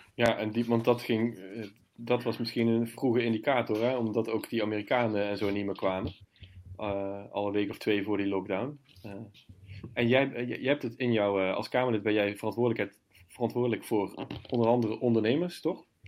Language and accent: Dutch; Limburg, Netherlands; ik ben zelf Limburger